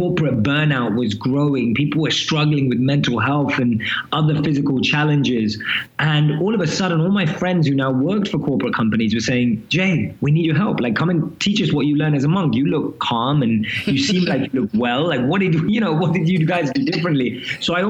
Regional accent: London, United Kingdom; moved away as an adult; now in New York City, United States; I'm born and raised in London, as you can probably tell from my accent

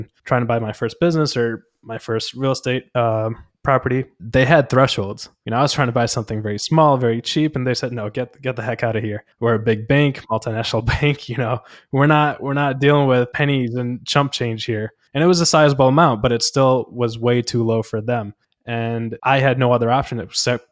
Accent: India; moved away; I was born in India.

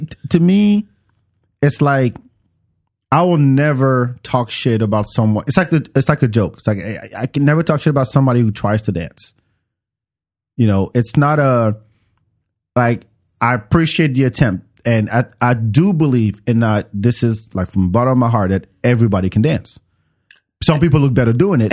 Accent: France; moved away; I grew up with it in France

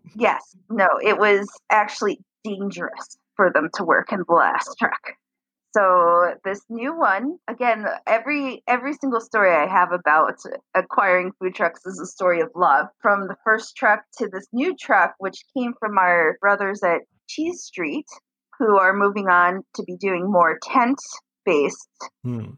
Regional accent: New York, United States; moved away as an adult; also born or lived in Florida; now in Detroit, United States; I grew up in New York when my grandmother moved to Florida, and I I moved down with my grandmother to Florida for a little while

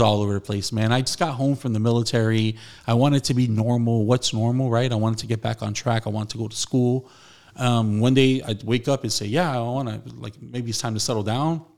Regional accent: New York City, New York, United States; Saint Dominic in the Bronx is where I was baptized

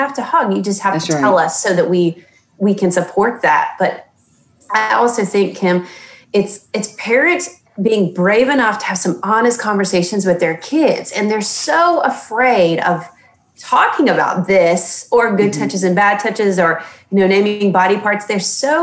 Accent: the South, United States; I was born and raised in the South, and we all know the culture of a Southern woman.

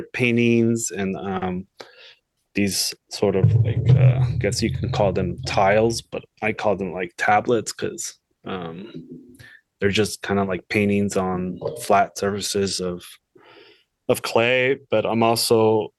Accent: Los Angeles, California, United States; moved away as an adult; also born or lived in Kansas City; I'm originally from Los Angeles, so I'm a California boy my whole life. You know, LA's big. It's changed so much since growing up there

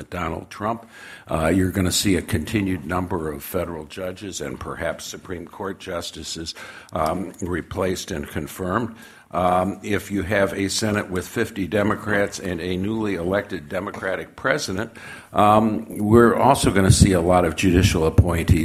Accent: Michigan, United States; Michigan, my home state

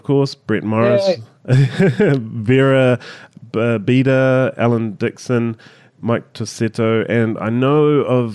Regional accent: New Zealand; As a Kiwi

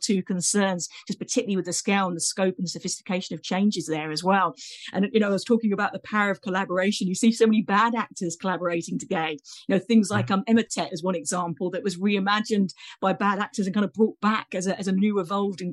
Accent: United Kingdom; accent: British; my accent gives me away as a Brit here

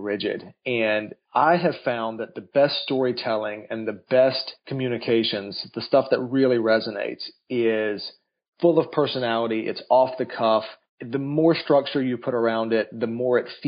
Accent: North Carolina, United States; I grew up in North Carolina

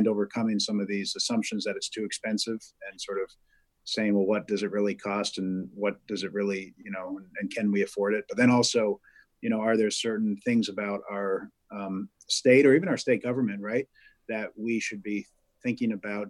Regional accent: Vermont, United States; growing up in Vermont

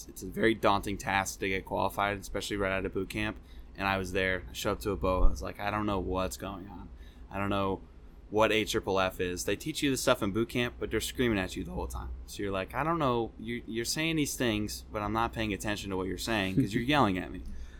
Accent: New England, United States; I definitely liked the... I grew up in New England. Seeing all the seasons is great.

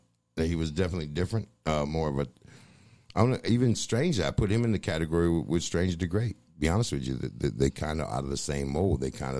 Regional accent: Boston, Massachusetts, United States; born there; I mean, I was born in Boston.

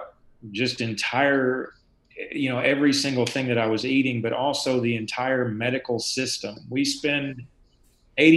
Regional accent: the South, United States; as a Southerner growing up drinking milk and eating cheese and ice cream

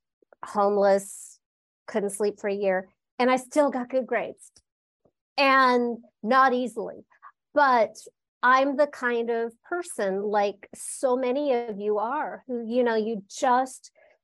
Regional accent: Los Angeles, California, United States; I was born and raised in Los Angeles, California, at the base of the Hollywood Hills.

